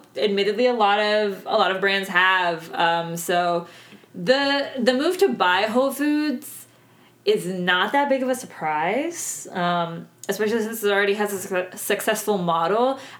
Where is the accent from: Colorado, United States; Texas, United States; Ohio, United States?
Texas, United States; we're Texan